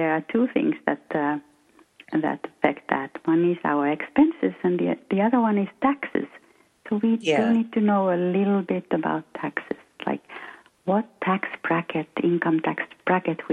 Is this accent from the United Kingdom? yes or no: no; Finland; first language Finnish; English is a second language; moved away as an adult; now in West Coast, United States; I'm from Finland. I'm Finnish. And I came to this country 26 years ago